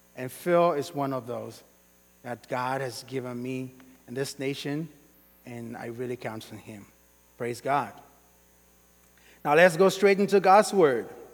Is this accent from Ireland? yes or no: no; Sierra Leone; now in Kentucky, United States; I'm originally from Sierra Leone